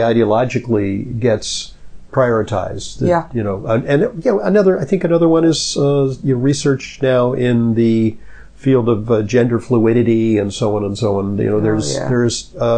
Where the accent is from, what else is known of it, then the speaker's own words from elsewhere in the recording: Los Angeles, California, United States; I grew up in Los Angeles, which gets very hot